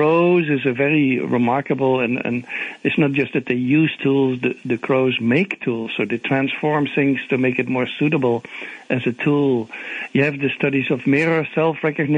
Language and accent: English; Netherlands; English is a second language; moved away as an adult; now in Atlanta, United States; my origin is I'm from the Netherlands, but I came already more than 30 years ago.